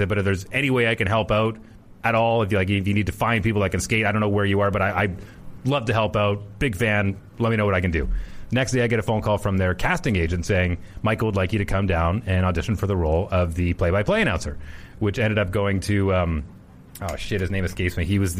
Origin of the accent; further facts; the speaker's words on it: Fort McMurray, Alberta, Canada; now in Winnipeg, Canada; I grew up in Fort McMurray.